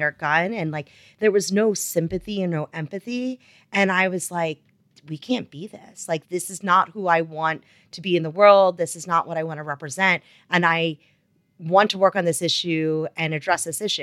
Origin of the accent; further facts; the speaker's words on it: Wilmington, Delaware, United States; moved away as an adult; also born or lived in North Carolina; I am originally from Wilmington, Delaware